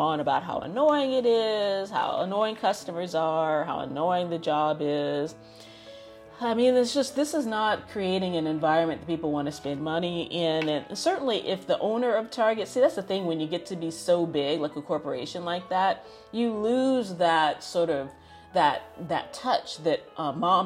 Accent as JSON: {"language": "English", "country": "United States", "tie": "born or raised there", "said": "being born and raised in America"}